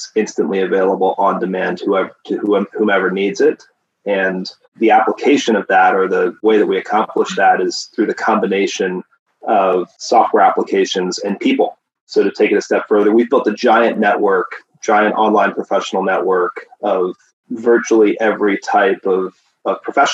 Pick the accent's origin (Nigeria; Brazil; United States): United States; then Tennessee, Pennsylvania; also born or lived in upstate New York; now in California, United States; I grew up on the East Coast, originally in Pennsylvania and then Tennessee